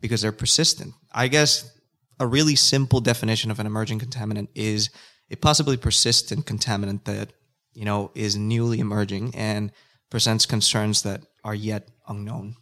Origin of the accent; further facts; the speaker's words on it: Nicaragua; first language Spanish; English is a second language; now in Australia; I am from a country called Nicaragua